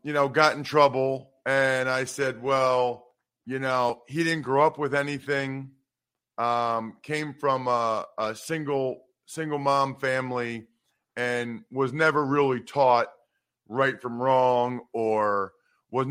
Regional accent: Wyomissing, Pennsylvania, United States; I grew up in Wyomissing, Pennsylvania. It's a small town outside of Reading

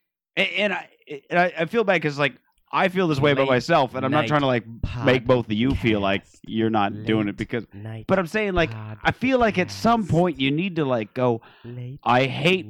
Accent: Phoenix, Arizona, United States; now in Los Angeles, United States; I come from Phoenix where people are like intentionally homeless

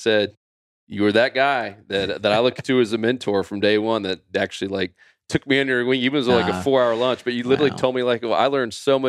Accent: Winter Haven, Florida, United States; we grew up bass fishing in Winter Haven, Florida

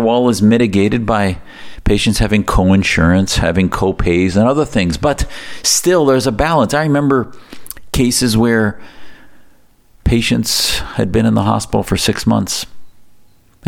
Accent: United States; as an American who sees my country

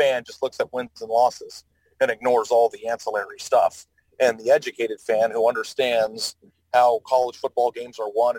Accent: Arizona, United States; I grew up in Arizona

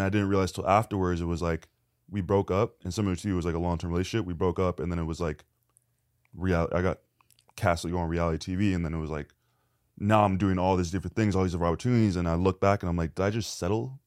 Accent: Canada; now in Los Angeles, United States; I'm Canadian

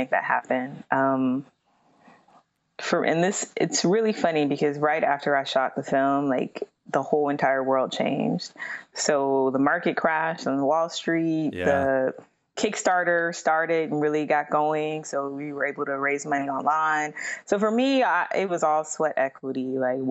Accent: Youngstown, Ohio, United States; moved away; I'm originally from Youngstown, Ohio.

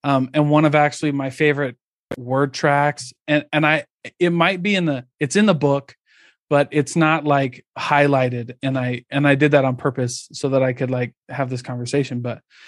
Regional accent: Midwest, United States; I grew up in the Midwest

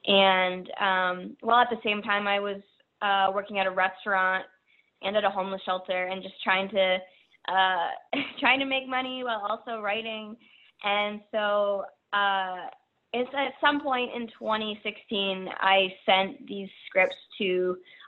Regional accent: Peterborough, Ontario, Canada; I grew up outside of Toronto, called Peterborough, Ontario

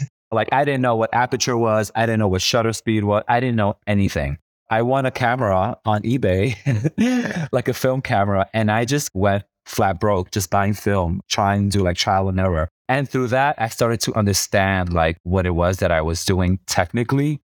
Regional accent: New York City, New York, United States; moved away; I grew up in New York City, and I grew up in the hood

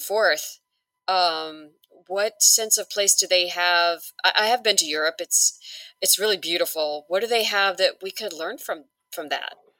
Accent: Hawaii, United States; I'm originally from Hawaii

